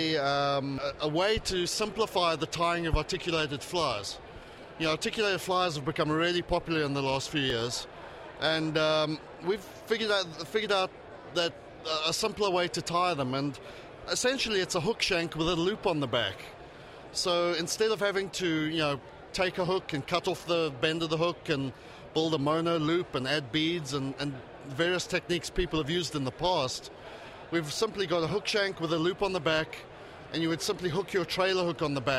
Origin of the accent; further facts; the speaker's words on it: South Africa; accent: South African; moved away as an adult; now in Charlotte, United States; my funny accent comes from South Africa. That's where I was originally from